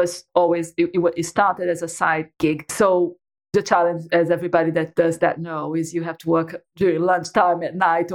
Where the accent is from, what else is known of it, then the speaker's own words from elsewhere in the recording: Brazil; moved away as an adult; now in United Kingdom; I'm Brazilian. So I was born and raised in Brazil.